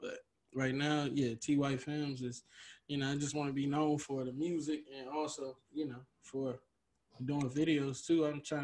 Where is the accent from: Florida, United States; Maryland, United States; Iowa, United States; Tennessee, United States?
Maryland, United States; I'm from Maryland.